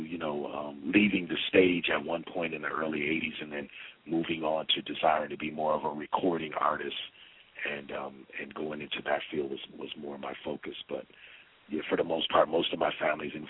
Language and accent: English; Minneapolis, Minnesota, United States; I was born and raised in Minneapolis, Minnesota